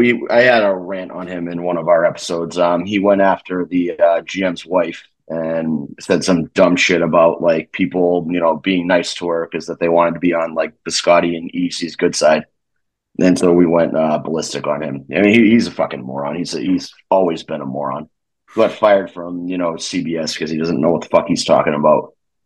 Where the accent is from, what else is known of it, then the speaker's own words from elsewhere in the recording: Connecticut, United States; also born or lived in Massachusetts; I grew up in Connecticut.